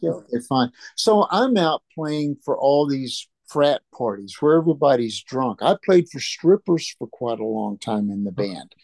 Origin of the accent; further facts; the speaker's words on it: Dallas, Texas, United States; moved away; I came from Dallas